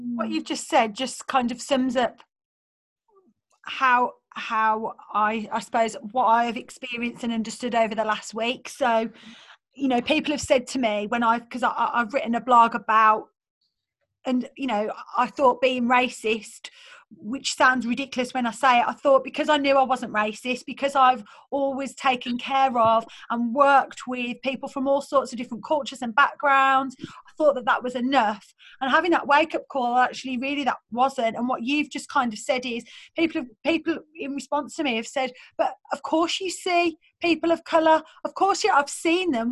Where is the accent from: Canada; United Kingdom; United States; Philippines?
United Kingdom; Birmingham, West Midlands; accent: Birmingham; in my Birmingham accent, I was like, I don't know, I'm just I'm from Birmingham